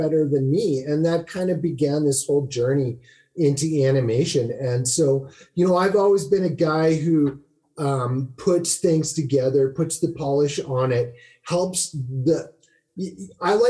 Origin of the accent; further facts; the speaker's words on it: Saskatoon, Saskatchewan, Canada; also born or lived in North Carolina; I'm from Saskatoon.